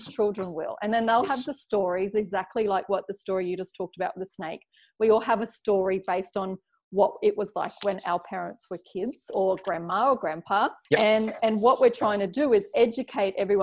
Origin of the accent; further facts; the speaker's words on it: Brisbane, Queensland, Australia; now in Cairns, Australia; I grew up down in Brisbane.